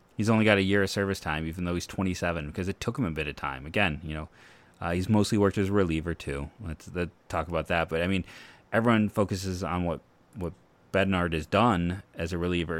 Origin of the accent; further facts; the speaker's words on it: Akron, Ohio, United States; I grew up on the Akron, University of Akron campus.